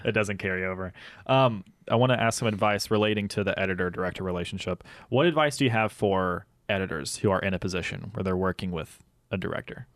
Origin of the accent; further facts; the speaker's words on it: United States; moved away; the Tate County Fair, which is the county that, uh, my hometown is